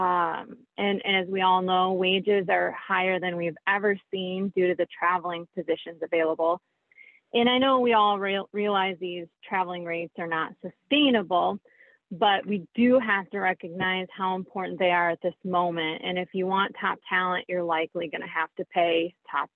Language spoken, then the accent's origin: English; Michigan, United States; also born or lived in Nebraska; now in New Lenox, United States; I grew up in Michigan